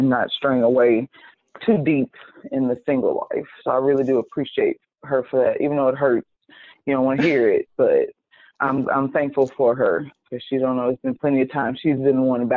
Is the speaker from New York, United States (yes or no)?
no; Houston, Texas, United States; also born or lived in Fort Worth, Texas / Flower Mound, Texas; I grew up in Houston. And so this is my third high school that I'm getting to. I came from a school in Fort Worth